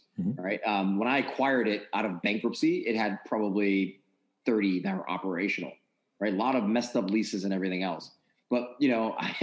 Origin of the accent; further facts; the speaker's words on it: New York area, United States; moved away as an adult; now in Maryland, United States; I'm from the New York area.